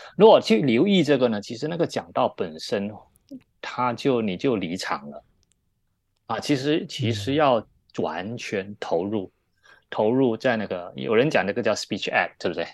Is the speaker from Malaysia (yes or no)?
yes; Malaysia; moved away as an adult; also born or lived in Taiwan / Taipei; now in Hong Kong; 我本来，我本身是在马来西亚长大，那我们都说中文